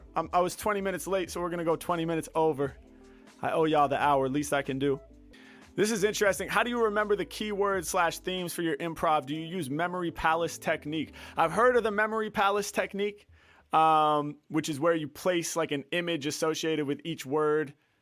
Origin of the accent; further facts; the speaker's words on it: Portland, United States; now in Los Angeles, United States; I was born in Portland and, you know, now I live in LA, obviously.